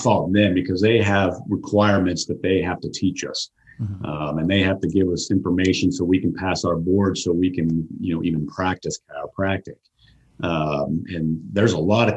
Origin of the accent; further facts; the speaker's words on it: Colorado, United States; moved away as an adult; also born or lived in Phoenix, Arizona; now in Dallas, United States; I grew up in Colorado